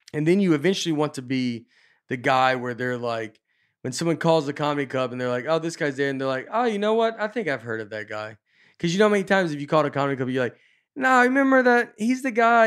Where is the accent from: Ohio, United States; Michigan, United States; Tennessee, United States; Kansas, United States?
Tennessee, United States; Nashville; moved away as an adult; also born or lived in Chicago / New York / Los Angeles; I was from Nashville. I just moved to L